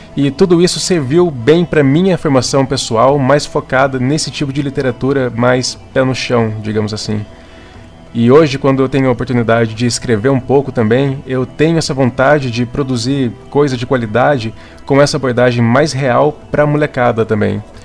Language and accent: Portuguese; Campinas, São Paulo, Brazil; eu sou de Campinas, São Paulo